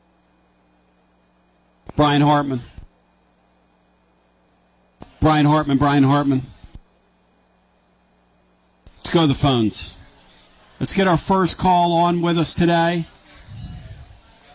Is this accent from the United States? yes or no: yes; Kennett Square, Pennsylvania, United States; moved away; I grew up in Kennett Square outside of Philly